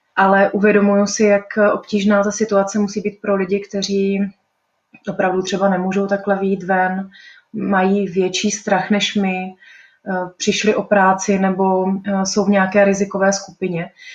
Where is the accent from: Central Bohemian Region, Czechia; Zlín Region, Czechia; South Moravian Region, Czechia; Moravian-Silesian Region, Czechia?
South Moravian Region, Czechia; Brno; moved away as an adult; now in Prague, Czech Republic; Já jsem se narodila v Brně, mám Brno hrozně ráda